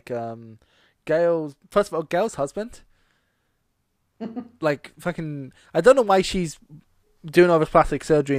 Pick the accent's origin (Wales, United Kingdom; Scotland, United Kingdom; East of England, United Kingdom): Scotland, United Kingdom; most people don't know I'm Scottish until we mention it.